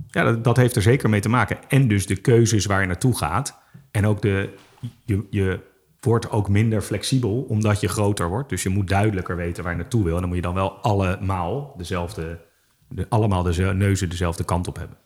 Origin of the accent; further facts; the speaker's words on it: Amsterdam, North Holland, Netherlands; also born or lived in Utrecht; ik ben eh, in Amsterdam opgegroeid, geboren, opgegroeid, in Utrecht gestudeerd